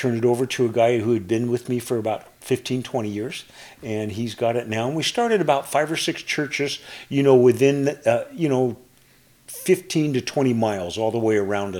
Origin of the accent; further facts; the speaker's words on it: San Diego, California, United States; moved away as an adult; also born or lived in Olympia, Washington; now in Idaho, United States; we grew up in the Southern California, San Diego area.